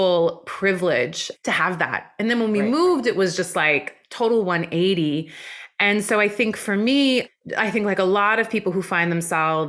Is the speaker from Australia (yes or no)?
no; West Coast of Canada, Canada; also born or lived in Iran; my family immigrated to Canada when I was four